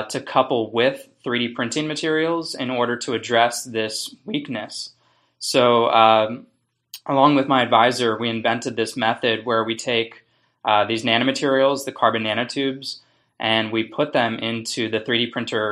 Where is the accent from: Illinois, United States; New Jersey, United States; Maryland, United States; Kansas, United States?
Maryland, United States; Baltimore; I grew up in the Maryland area, Baltimore, northern Baltimore